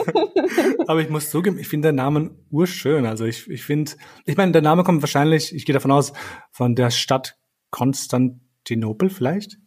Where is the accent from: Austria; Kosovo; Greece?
Kosovo; moved away; bei uns in Kosovo